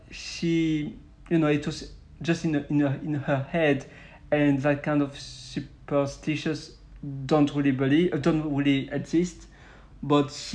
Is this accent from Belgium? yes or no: yes; Belgium; I'm from Western Europe, so I'm from Belgium